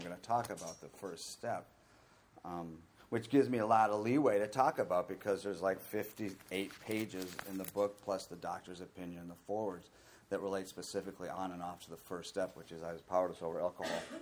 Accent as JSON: {"language": "English", "region": "Minnesota", "country": "United States", "tie": "born or raised there", "said": "I was born in Minnesota in a really good, loving family"}